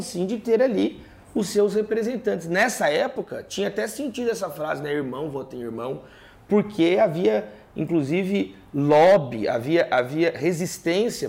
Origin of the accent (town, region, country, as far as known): Brazil